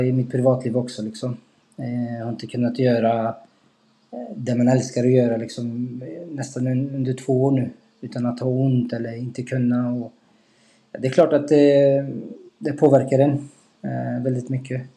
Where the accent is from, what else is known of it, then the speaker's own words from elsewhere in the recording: Skövde, Västra Götaland, Sweden; moved away; also born or lived in Degerfors; familjen i Skövde